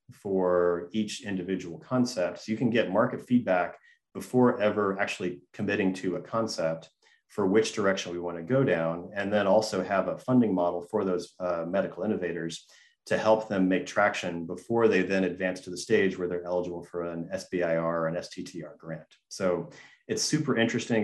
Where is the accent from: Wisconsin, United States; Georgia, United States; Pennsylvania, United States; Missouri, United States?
Georgia, United States; Gainesville; I grew up in Gainesville, Georgia, and the 1996 Olympics uh, venue for flatwater kayaking was about 15 minutes from my home